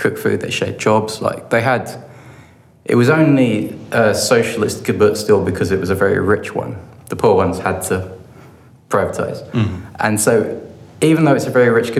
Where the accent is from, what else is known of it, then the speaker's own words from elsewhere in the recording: London, United Kingdom; moved away as an adult; also born or lived in Bristol / Southampton; I come from London originally